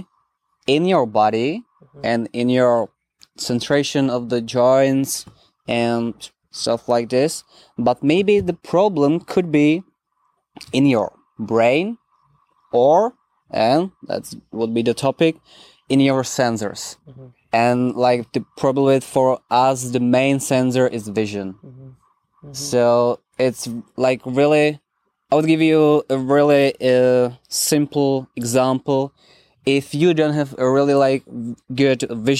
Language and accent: English; Czechia; I'm coming from Czech Republic